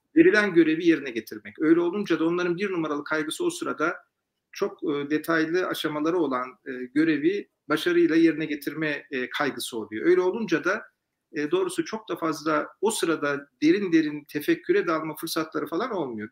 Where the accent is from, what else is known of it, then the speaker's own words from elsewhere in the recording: Turkey; Ben de tabii bir Türk olarak